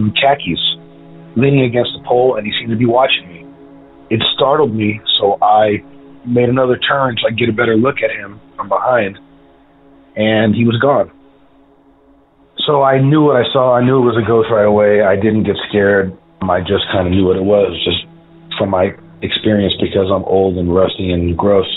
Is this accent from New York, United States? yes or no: no; San Diego, California, United States; I'm from San Diego